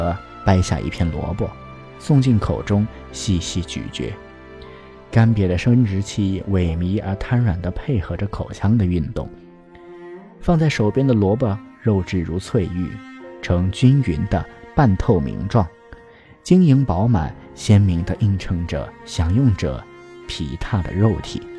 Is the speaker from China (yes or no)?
yes; Anhui, China; moved away as an adult; now in Beijing, China; 就像我一个安徽人，在北京这么大的城市生活了四分之一个世纪， 每每想到我老家淮河岸边的菜肴，还是难免食指大动。